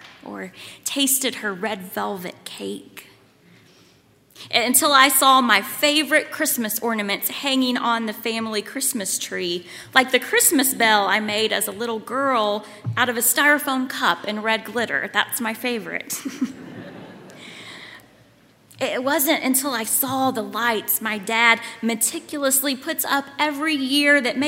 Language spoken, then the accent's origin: English; Lawrenceburg, Kentucky, United States; moved away as an adult; also born or lived in Waco, Texas; now in Louisville, United States; I grew up in Lawrenceburg, but now my parents live in Richmond, Kentucky